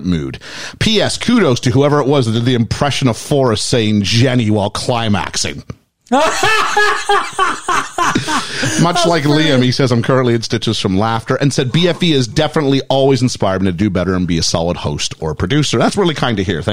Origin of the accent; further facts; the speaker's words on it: Canada; I said that as a Canadian